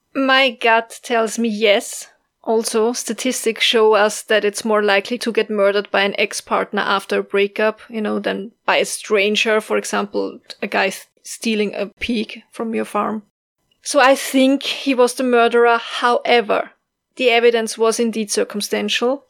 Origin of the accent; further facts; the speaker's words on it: Austria; accent: Austrian; English is a second language; my Austrian accent